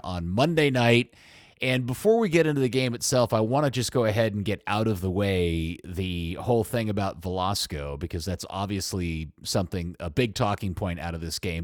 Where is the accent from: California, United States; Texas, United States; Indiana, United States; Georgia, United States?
Texas, United States; Dallas–Fort Worth area; I've lived here my entire life. They, they're my hometown team.